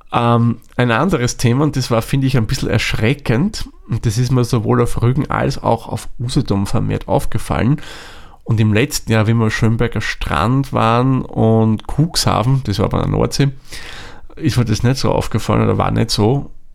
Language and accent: German; Austria; bei uns in Österreich